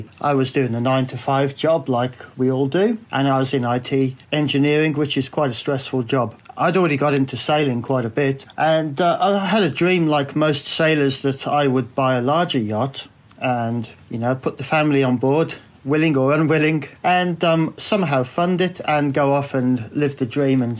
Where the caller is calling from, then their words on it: Lyttelton, Canterbury, New Zealand; I'm calling from Lyttelton, down in South Island. And I live fairly close to the sea. I've got a view from the house over the harbour.